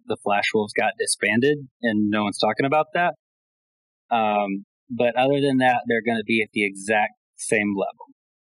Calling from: Alabama, United States

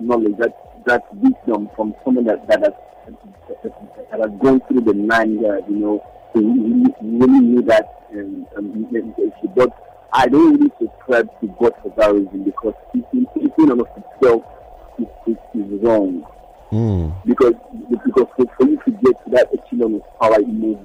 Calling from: Lagos, Nigeria; I'm calling in from Apapa

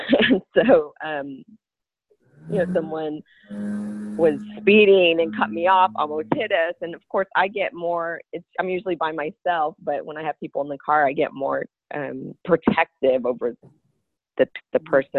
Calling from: Dallas, Texas, United States; I'm calling from Dallas, Texas.

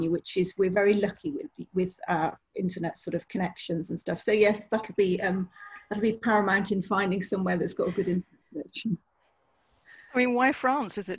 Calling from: Leamington Spa, West Midlands, United Kingdom; I'm in Leamington Spa in Warwickshire um, at the moment.

